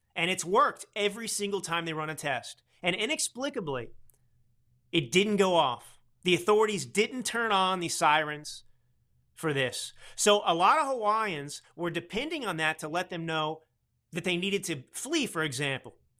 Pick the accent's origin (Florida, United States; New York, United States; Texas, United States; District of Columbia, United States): Texas, United States; I grew up in Texas.